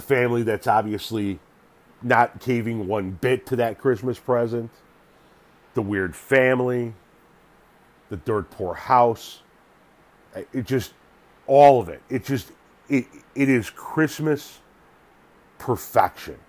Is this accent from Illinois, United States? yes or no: yes; Northlake, Illinois, United States; in the early to mid 70s growing up in North Lake, Illinois